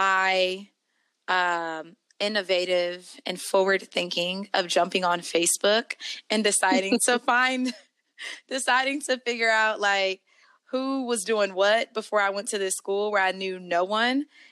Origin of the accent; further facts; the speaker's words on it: Trenton, New Jersey, United States; now in Kansas City, United States; I'm from Trenton, New Jersey